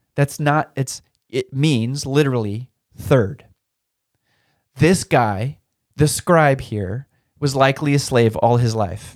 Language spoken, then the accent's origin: English; Turner, Oregon, United States; when I was growing up in Turner, Oregon was like a thousand people